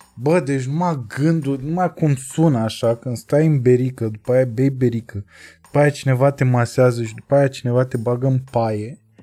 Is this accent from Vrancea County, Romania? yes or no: yes; Focșani, Vrancea County, Romania; Sunt om simplu din Focșa